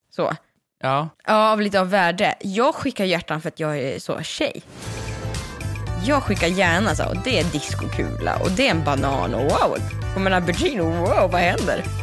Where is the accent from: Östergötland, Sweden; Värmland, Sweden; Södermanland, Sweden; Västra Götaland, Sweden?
Värmland, Sweden; är ju från Värmland